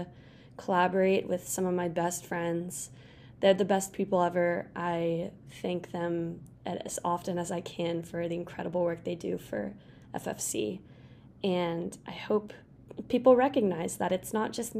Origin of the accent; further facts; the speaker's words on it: Kansas City, Missouri, United States; Kansas City, my hometown